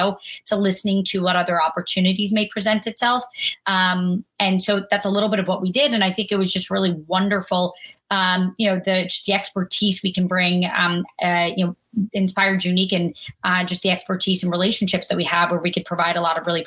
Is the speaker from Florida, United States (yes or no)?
yes; Jacksonville, Florida, United States; also born or lived in Kentucky; I was born in Kentucky, grew up in Jacksonville, Florida, family of doctors and nurses